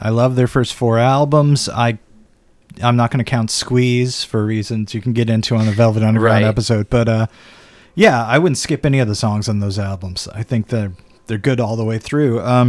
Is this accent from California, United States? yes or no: no; Vermont, United States; I mean, I grew up in Vermont, though.